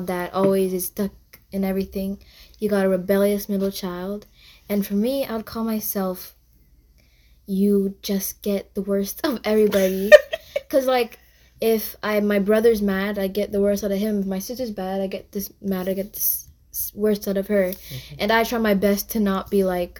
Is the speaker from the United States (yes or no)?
no; Jamaica; I was born in Jamaica, so are my parents.